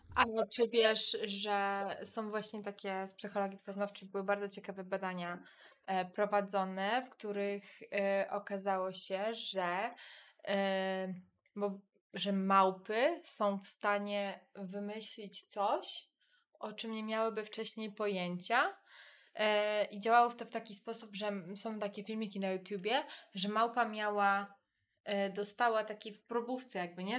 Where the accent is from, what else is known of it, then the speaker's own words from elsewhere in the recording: near the Czech border, Silesian Voivodeship, Poland; Mój rodzinny dom jest dwadzieścia minut od Czech